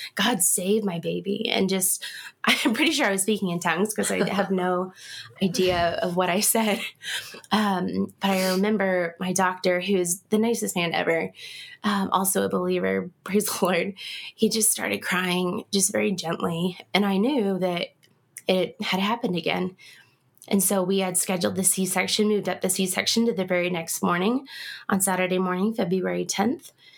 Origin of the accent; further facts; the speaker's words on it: Ulysses, Kansas, United States; moved away as an adult; also born or lived in Wichita, Kansas; now in Colorado Springs, United States; I grew up in the southwestern part um, in a small town called Ulysses